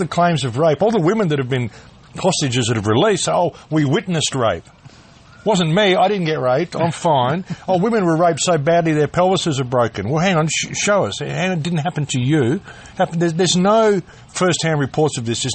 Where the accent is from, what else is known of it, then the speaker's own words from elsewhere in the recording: Adelaide, South Australia, Australia; Where I grew up in Adelaide